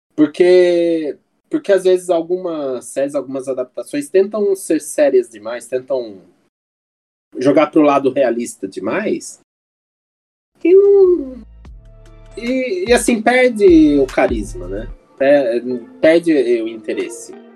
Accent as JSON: {"language": "Portuguese", "country": "Brazil", "said": "como bons brasileiros"}